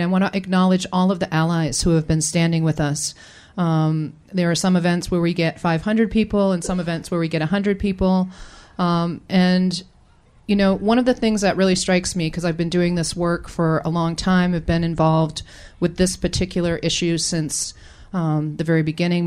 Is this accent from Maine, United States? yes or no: yes; Penobscot Nation, Maine, United States; we're Penobscot people from the Penobscot Nation, and we live in relationship an inseparable relationship with the Penobscot River